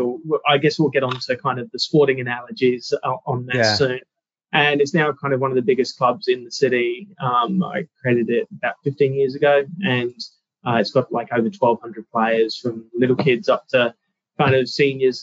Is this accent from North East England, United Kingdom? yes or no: no; London, United Kingdom; also born or lived in California, United States; now in Australia; I was born and raised in London in the 80s.